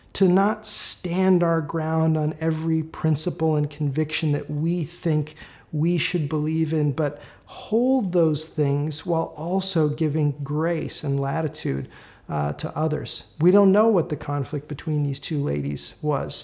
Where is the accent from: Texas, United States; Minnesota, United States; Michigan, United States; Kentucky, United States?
Minnesota, United States; Minneapolis; moved away; I'm from Minneapolis. I grew up there.